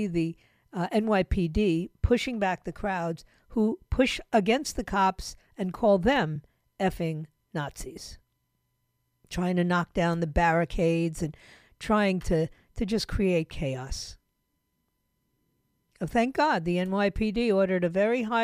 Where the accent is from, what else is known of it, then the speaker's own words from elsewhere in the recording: New York City, New York, United States; moved away; continue to wreak havoc in my hometown.